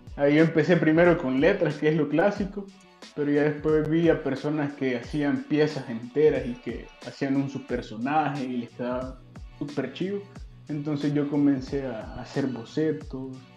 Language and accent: Spanish; Mariona, San Salvador, El Salvador; viví prácticamente toda mi infancia en Mariona